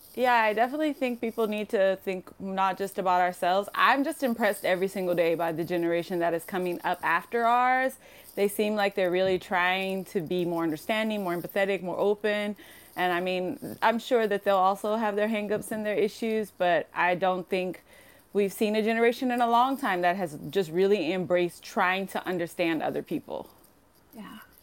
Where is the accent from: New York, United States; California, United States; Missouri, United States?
California, United States; Compton; moved away as an adult; now in Tokyo, Japan; I grew up in Compton, California